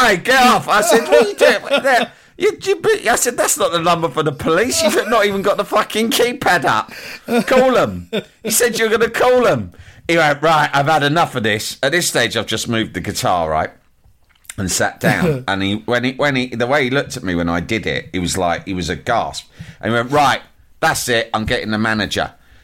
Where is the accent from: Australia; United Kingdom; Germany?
United Kingdom; London; I'm from London